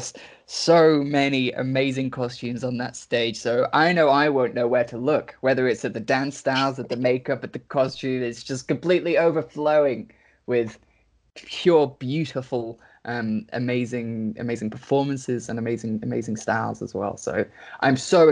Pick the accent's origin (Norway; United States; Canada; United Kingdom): United Kingdom; England; moved away; I'm personally from England.